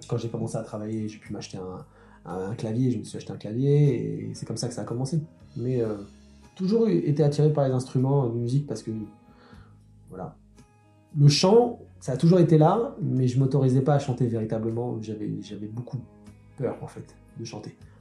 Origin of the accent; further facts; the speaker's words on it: Sarcelles, Île-de-France, France; je, suis, né, j'ai grandi à Sarcelles